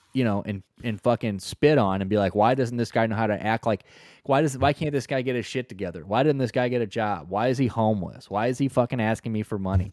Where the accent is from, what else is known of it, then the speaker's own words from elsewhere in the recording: St. Louis, Missouri, United States; I'm from Saint Louis